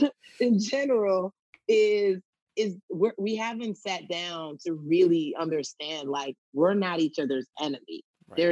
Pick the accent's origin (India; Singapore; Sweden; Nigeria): Nigeria; especially being Nigerian, we're always taught to be better than, like, whoever's our competitor.